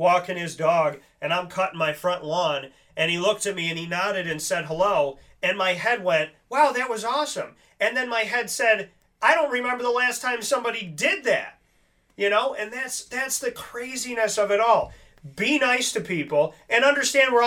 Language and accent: English; Syracuse, New York, United States; born and raised in Syracuse